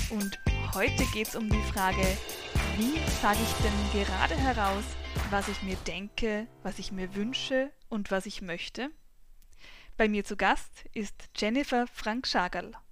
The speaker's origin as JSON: {"language": "German", "area": "Weinviertel", "region": "Lower Austria", "country": "Austria", "tie": "born or raised there", "also_born_or_lived": "Vienna", "said": "Mein Alter ist in wenigen Tagen 36. Ich bin geboren und aufgewachsen in Geboren in Wien, aufgewachsen im Weinviertel."}